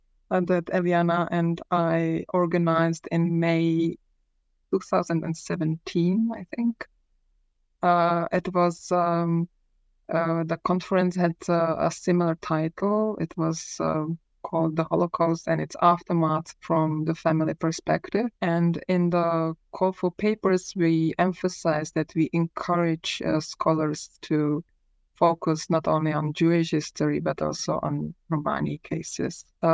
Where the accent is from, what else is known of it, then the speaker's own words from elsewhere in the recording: Prague, Czechia; So I was born in Prague in the early 1970s, which means that I spent my childhood and majority of my teenage in communist Czechoslovakia